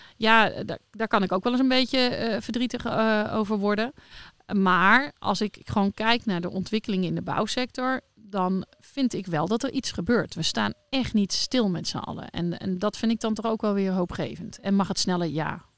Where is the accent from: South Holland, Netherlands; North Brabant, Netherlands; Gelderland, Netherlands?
North Brabant, Netherlands; now in Leerdam, Netherlands; ik ben geboren in Brabantse